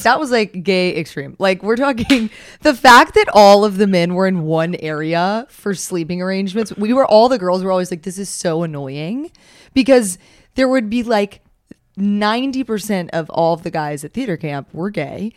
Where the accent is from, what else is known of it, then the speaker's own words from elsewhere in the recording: the South, United States; as a Southerner